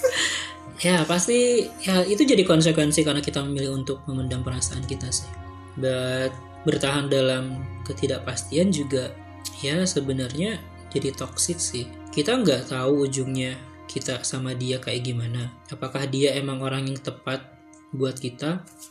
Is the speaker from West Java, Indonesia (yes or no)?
yes; West Java, Indonesia; Asli Pasundan